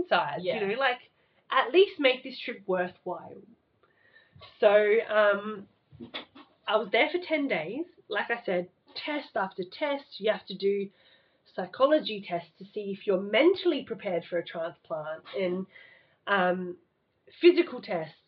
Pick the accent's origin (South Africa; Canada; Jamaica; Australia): Australia; Adelaide, South Australia; I'm this loner from Adelaide who doesn't know anyone